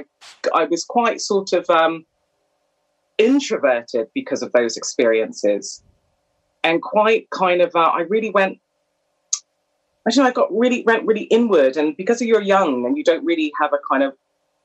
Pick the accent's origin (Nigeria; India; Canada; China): Canada; moved away as an adult; now in United Kingdom; I was born and raised in Canada in the 70s and 80s